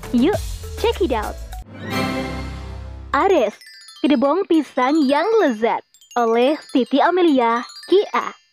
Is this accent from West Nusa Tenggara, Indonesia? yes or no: yes; Lombok, West Nusa Tenggara, Indonesia; Kalau di daerah asal saya, yakni Lombok, disebutnya kedebong.